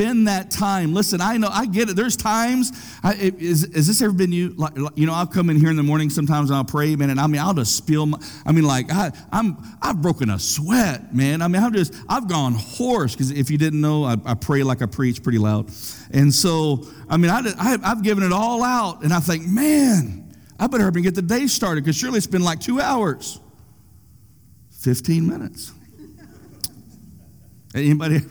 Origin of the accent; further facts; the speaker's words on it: United States; I'm an American